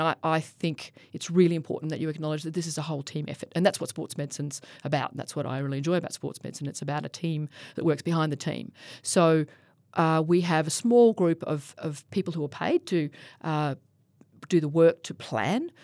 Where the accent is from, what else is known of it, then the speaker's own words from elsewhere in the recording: Australia; as an Australian